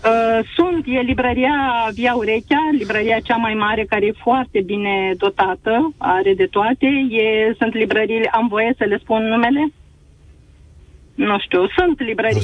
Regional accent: Galați, Galați County, Romania; Eu sunt din Galați

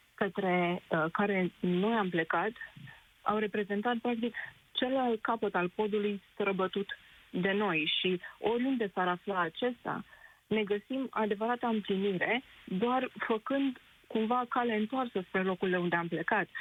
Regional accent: Drobeta-Turnu Severin, Mehedinți County, Romania; moved away as an adult; now in London, United Kingdom; Eu sunt din Gropădatornul Severin, unde se află piciorul podului lui Traian.

